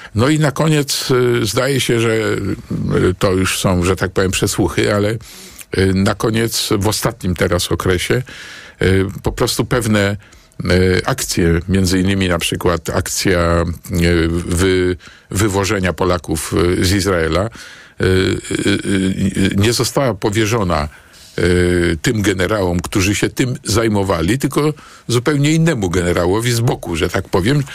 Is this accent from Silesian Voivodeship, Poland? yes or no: no; Warsaw, Masovian Voivodeship, Poland; senatorem na Pradze, e, dzielnicy, gdzie się urodziłem e, i w pewnym stopniu wychowałem